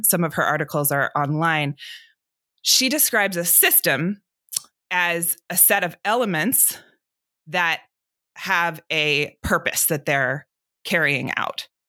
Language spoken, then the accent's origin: English; Atlanta, Georgia, United States; I grew up here in Atlanta where I'm sitting right now